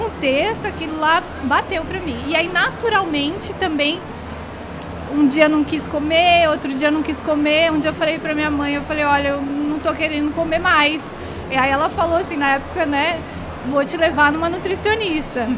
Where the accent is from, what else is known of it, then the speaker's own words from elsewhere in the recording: Rio Grande do Sul, Brazil; eu sou gaúcha